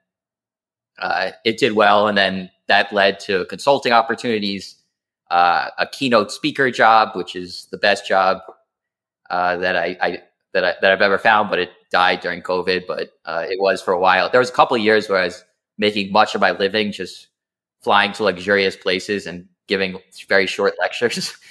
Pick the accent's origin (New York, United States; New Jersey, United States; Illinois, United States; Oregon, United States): New Jersey, United States; Alpine; I grew up in New Jersey, Alpine, New Jersey